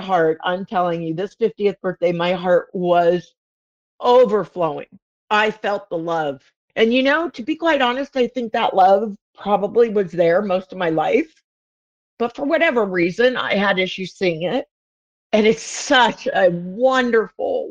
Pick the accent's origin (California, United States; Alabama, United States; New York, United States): California, United States; Southern; I'm like not from the South, but I'm from Southern California